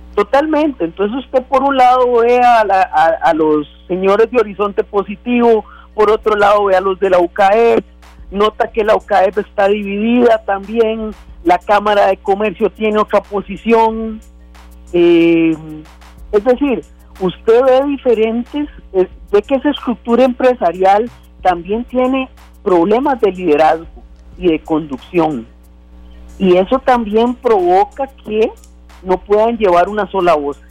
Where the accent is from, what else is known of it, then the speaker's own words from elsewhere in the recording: Costa Rica; como costarricenses